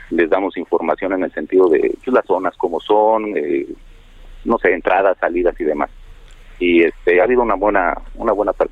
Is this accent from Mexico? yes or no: yes; Mexico; pero también sabemos que el Estado es el que nos debe proporcionar las garantías que, merecemos como ciudadanos, como